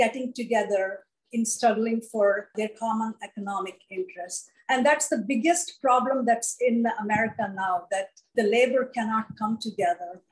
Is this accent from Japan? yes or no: no; South India, India; somebody from South India